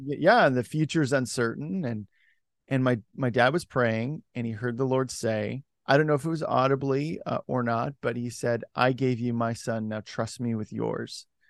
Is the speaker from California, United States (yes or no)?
no; Salem, Oregon, United States; moved away as an adult; also born or lived in Los Angeles / Washington / Portland; I was born and raised in Oregon.